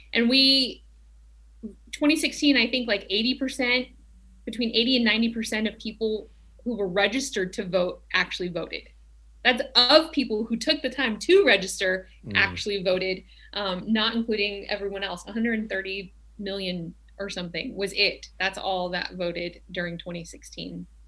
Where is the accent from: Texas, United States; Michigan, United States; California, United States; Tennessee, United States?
Tennessee, United States; now in Glendale, United States; I grew up in Tennessee